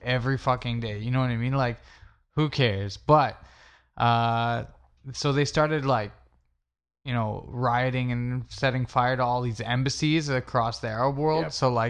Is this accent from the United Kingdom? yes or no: no; Canada; I mean, we're Canadian, so whatever.